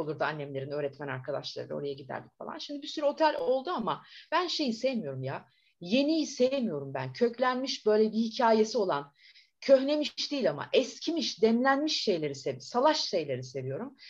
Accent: Bursa, Turkey; also born or lived in Mustafakemalpaşa / Antalya; Ben bin dokuz yüz yetmiş üç yılında Bursa'da dünya, Mustafa Kemalpaşa'da doğdum aslında

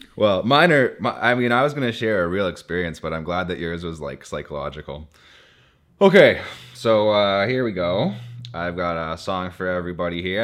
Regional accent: Timmins, Ontario, Canada; I'm from Timmins

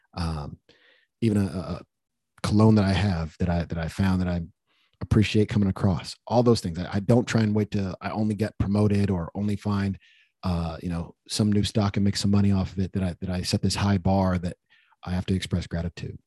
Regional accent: United States; me even being born in America. When I think about how lucky I am as an American

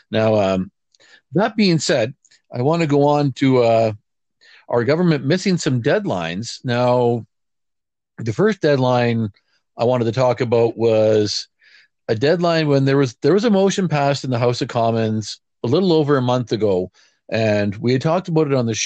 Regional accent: Canada; being a Canadian

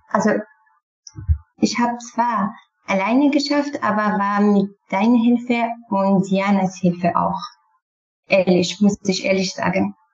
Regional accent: Syria; first language Kurdish; German is a second language; moved away as an adult; now in Clausthal, Germany; ich bin schon in Syrien aufgewachsen und musste ich immer Arabisch sprechen. Kurdisch war nicht erlaubt.

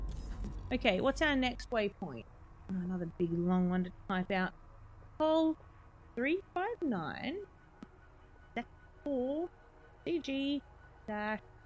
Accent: Australia; I'm Australian

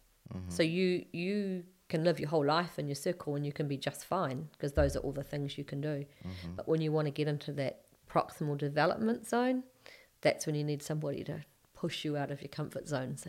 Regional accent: Hamilton, Waikato, New Zealand; also born or lived in England; But when I was born in England. And then when we came back to New Zealand, my grandmother, my mum's mum, drove up from Hamilton to Auckland to collect us, and I was about two and a half.

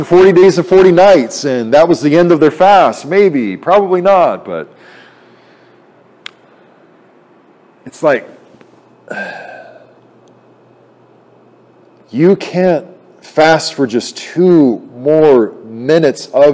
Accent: United States; as American people

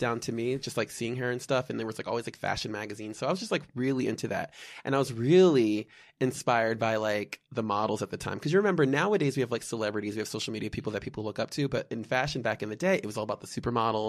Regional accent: Malvern, Pennsylvania, United States; also born or lived in Bryn Mawr, Pennsylvania; I'm from outside of Philadelphia. I was born in Bryn Mawr, Pennsylvania, grew up in the western suburbs, prefer-, primarily in, uh, Malvern Paoli

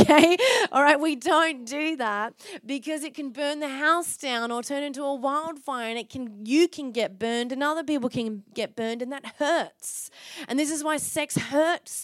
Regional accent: Byron Bay, New South Wales, Australia; now in Perth, Australia; Got thick skin growing up in Byron Bay

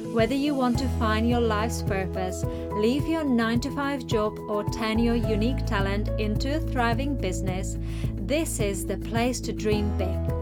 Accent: Prague, Czechia; moved away as an adult; I went on to build my life career in Prague, in my hometown

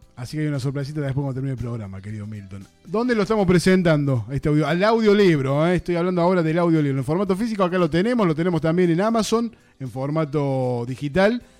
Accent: Argentina; soy un, un argentino más

